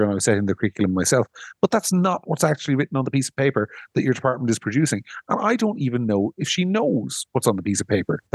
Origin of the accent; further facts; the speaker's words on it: Monaghan, Ulster, Ireland; I'm a bogger from Monaghan